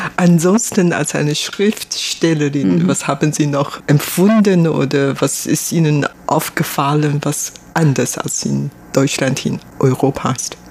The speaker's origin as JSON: {"language": "German", "country": "Taiwan", "also_born_or_lived": "Germany", "second_language": "German", "said": "woher ich komme, dann sage ich aus Taiwan"}